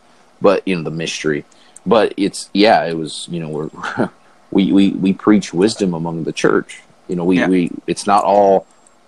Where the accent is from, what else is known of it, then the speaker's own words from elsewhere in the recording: the South, United States; growing up in the South where there was a Baptist behind every door